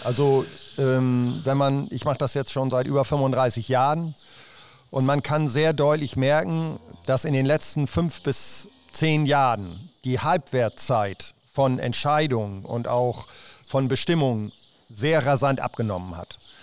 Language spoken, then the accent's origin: German; Rheiderland, East Frisia, Lower Saxony, Germany; ich komme äh, aus dem Reiterland